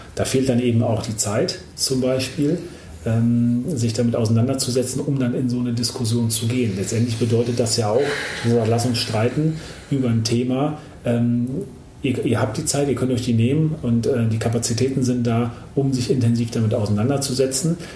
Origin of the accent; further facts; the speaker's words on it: Germany; bei uns in Deutschland